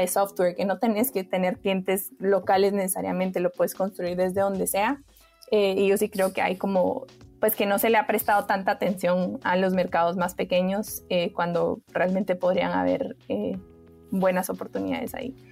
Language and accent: Spanish; Guatemala; yo soy de Guatemala